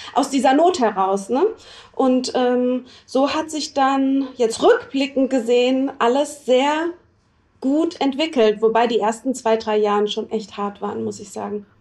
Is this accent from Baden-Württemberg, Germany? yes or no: yes; Freiburg, Baden-Württemberg, Germany; moved away as an adult; also born or lived in New York; now in Düsseldorf, Germany; ich komme gebürtig aus Freiburg